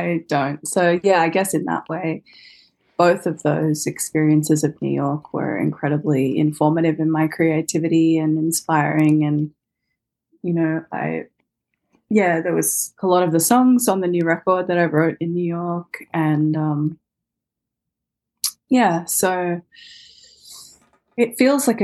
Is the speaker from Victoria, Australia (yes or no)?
no; Sydney, New South Wales, Australia; I was born in Sydney and grew up kind of there between, you know, like on the coast and mm-hmm. in the city